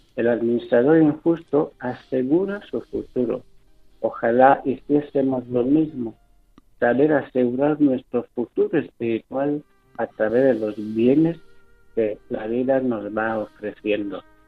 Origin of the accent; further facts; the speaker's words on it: Equatorial Guinea; moved away as an adult; now in Spain; mi tierra de Guinea